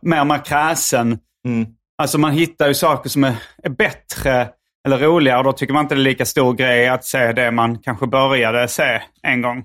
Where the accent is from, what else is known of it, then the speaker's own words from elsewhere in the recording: Sweden; jag är en svensk komiker